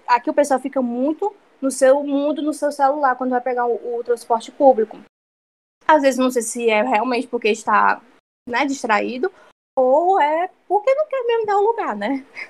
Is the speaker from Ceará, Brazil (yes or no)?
yes; Ceará, Brazil; moved away as an adult; now in Canada; sou cearense, lá só tem verão todo tempo